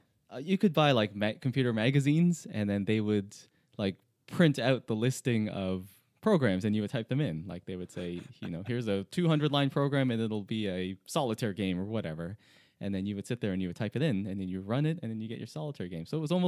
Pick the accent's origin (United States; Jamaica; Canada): Canada; Toronto, Ontario; I'm from Toronto in Canada.